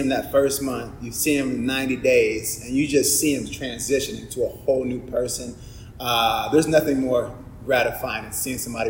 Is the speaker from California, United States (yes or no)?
no; Virginia Beach, Virginia, United States; I'm from Virginia Beach